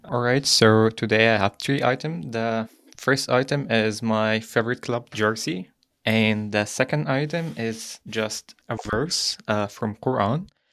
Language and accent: English; Egypt; moved away as an adult; now in Germany; I'm from Egypt and, like, Europe is just a, a new continent for me.